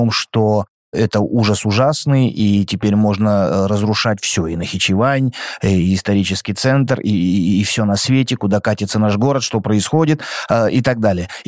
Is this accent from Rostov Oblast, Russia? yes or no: yes; Rostov-on-Don, Rostov Oblast, Russia; и как ростовчанин, да.